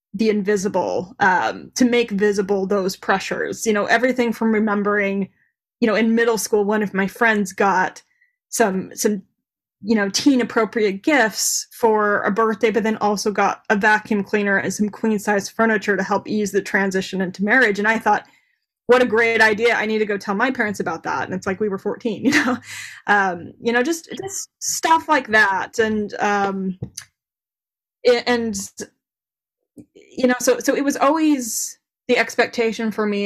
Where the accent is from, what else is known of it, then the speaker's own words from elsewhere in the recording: Davis County, Utah, United States; I grew up in Davis County, Utah